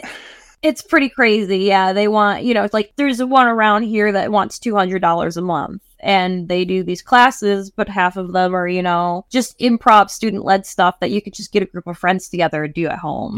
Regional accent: Michigan, United States; moved away; I'm originally from Michigan

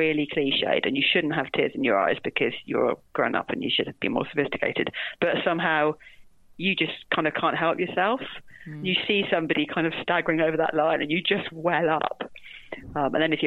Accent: London, United Kingdom; I grew up in London.

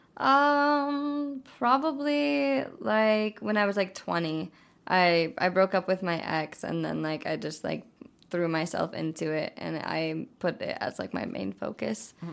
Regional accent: South Dakota, United States; moved away; I'm from South Dakota, originally. Um, it's like this really small town with, like, four hundred people that I went to school

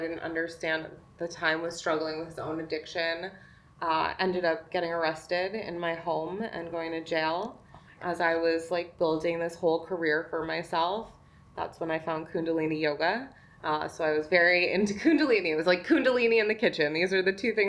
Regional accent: New York, United States; also born or lived in Manhattan; I'm from New York originally, and I lived in Manhattan for a long time

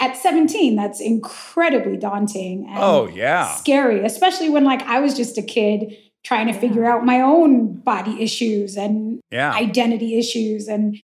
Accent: the Valley, California, United States; I'm from the Valley. I went to like 34 yeah. bar and bat mitzvahs growing up.

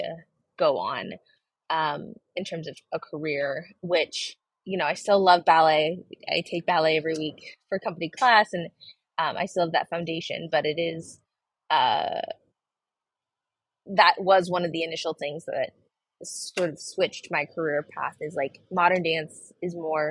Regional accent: Seattle, Washington, United States; also born or lived in India; now in New York City, United States; I grew up in Seattle, Washington, in a predominantly white community

